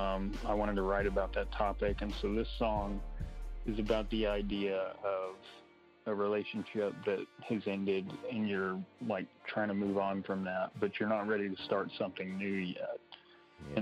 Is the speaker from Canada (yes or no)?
no; Kilgore, Texas, United States; moved away as an adult; now in Bentonville, United States; I'm from Kilgore, Texas, which is around Longview and Tyler